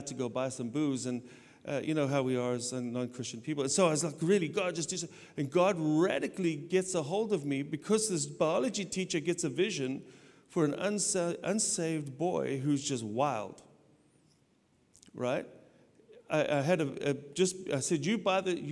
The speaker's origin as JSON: {"language": "English", "country": "South Africa", "tie": "born or raised there", "moved": "yes", "said": "I grew up in South Africa, I got saved, radically saved in South Africa"}